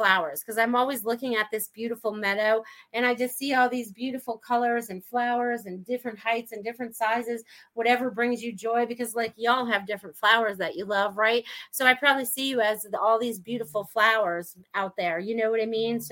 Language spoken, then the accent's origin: English; New England, United States; me growing up in New England